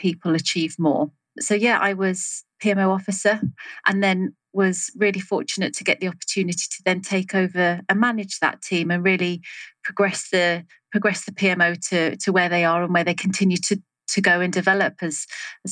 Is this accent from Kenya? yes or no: no; England, United Kingdom; also born or lived in Salisbury; I'm from England, currently in Salisbury, so sort of south central of England